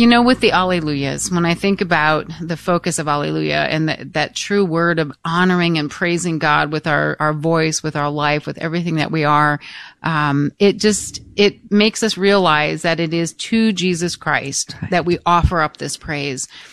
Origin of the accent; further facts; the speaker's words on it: Michigan, United States; the parish that I was raised in in Free Michigan